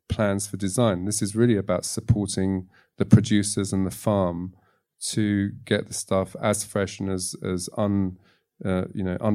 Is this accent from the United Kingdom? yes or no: no; Tunisia; born there; I was born in Tunisia is because my family um, was split up during the war with my grandfather in Latvia